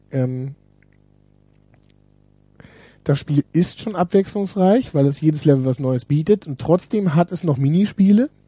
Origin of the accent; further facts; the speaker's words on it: Düsseldorf, North Rhine-Westphalia, Germany; Ich komme ja aus Düsseldorf. wir haben hier so, so Siedlungen mit, die, mit Japanern.